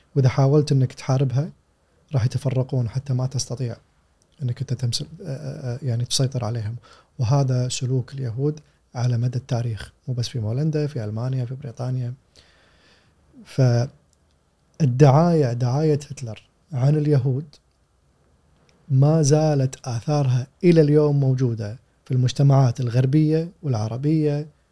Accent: Kuwait; عندنا في الكويت

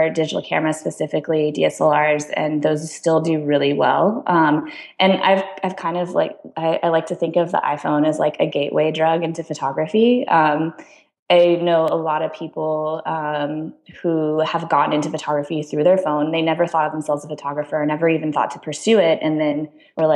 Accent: San Diego, California, United States; moved away as an adult; also born or lived in San Luis Obispo; now in San Francisco, United States; I grew up in San Diego in Southern California

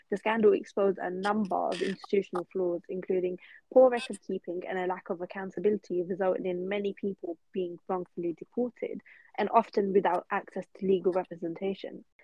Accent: United Kingdom; experience as a British born Muslim Bangladeshi

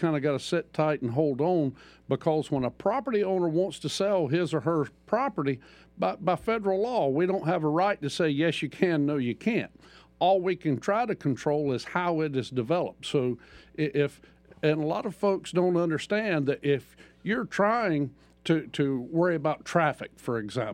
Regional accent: Troutman, North Carolina, United States; also born or lived in Wilkes County, North Carolina; raised in the Troutman area

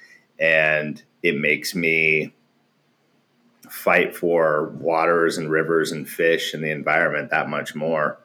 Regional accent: Alaska, United States; moved away; also born or lived in Wasilla, Alaska / Portland, Oregon; growing up in Alaska

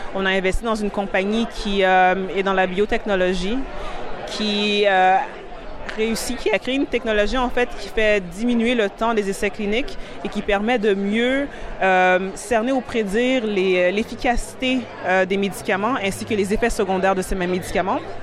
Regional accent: Montreal, Quebec, Canada; also born or lived in Burundi; J'ai grandi à Montréal et donc c'est venu plus d'un constat où Ma famille a immigré du Burundi ici

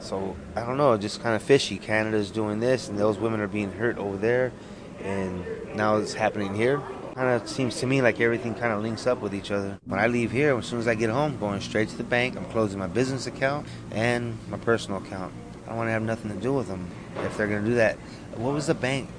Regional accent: Arapaho Nation, Wind River, Wyoming, United States; now in Los Angeles, United States; from Arapahoe Nation, Wind River

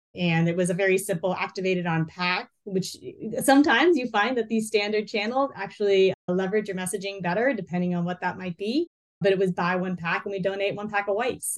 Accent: North Carolina, United States; moved away as an adult; we went back to where I was raised in North Carolina

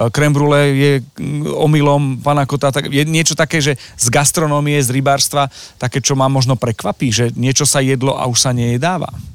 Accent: Košice Region, Slovakia; also born or lived in Snina / Michalovce / Prešov; Ja som uh, zo Šíravy

